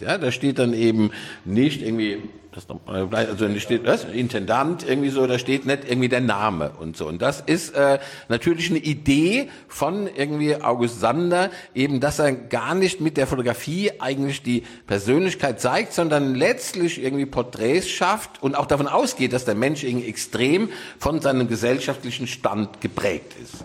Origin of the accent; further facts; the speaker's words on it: Rhineland-Palatinate, Germany; now in Cologne, Germany; ich bin ja eigentlich Pfälzer